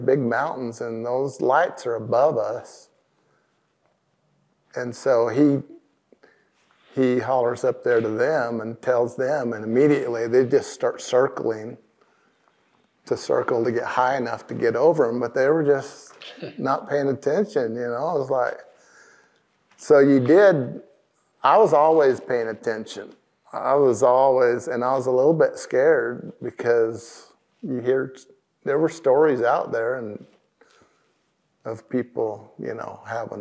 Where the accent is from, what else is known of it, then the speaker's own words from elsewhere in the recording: Southern California, United States; I'm from Southern California area